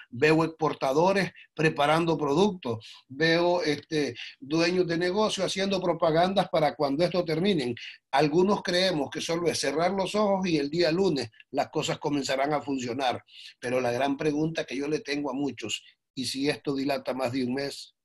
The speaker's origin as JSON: {"language": "Spanish", "country": "Nicaragua", "said": "como nicaragüenses"}